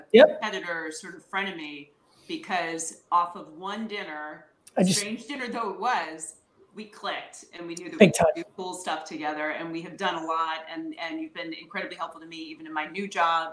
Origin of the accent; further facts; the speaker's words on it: Short Hills, New Jersey, United States; I grew up in Short Hills